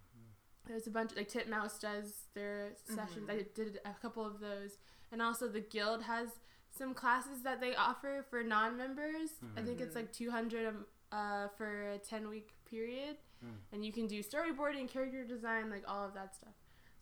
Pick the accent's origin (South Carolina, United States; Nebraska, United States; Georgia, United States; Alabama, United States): Georgia, United States; Atlanta; And it was, like, a California number because I'm from Atlanta.